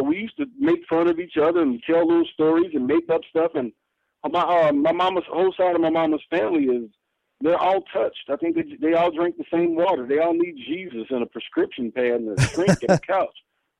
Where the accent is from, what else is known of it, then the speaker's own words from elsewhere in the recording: Temple, Texas, United States; also born or lived in Kansas; now in Missouri, United States; I moved out here from Kansas. I'm from a little place called Temple, Texas. And it's in the center of the state. It's like 36 miles from Waco.